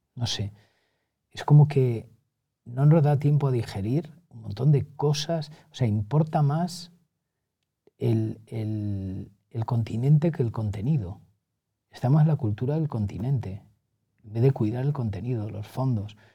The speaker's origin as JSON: {"language": "Spanish", "town": "Montiel", "region": "Castilla-La Mancha", "country": "Spain", "tie": "born or raised there", "moved": "as an adult", "lives_now": "Madrid, Spain", "said": "yo he tenido la gran fortuna de nacer en Montiel, criarme en Montiel, hasta que llego al servicio militar y ya me vengo a Madrid"}